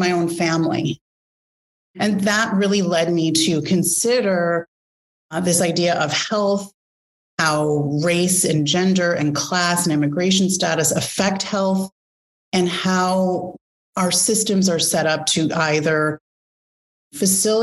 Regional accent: Chicago, Illinois, United States; growing up in the Midwest in Chicago

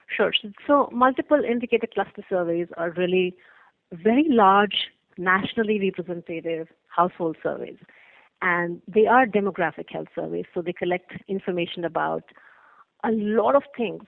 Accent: India; moved away; I am originally from India

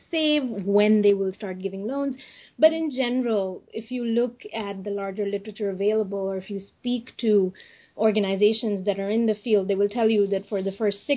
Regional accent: India; I'm from India

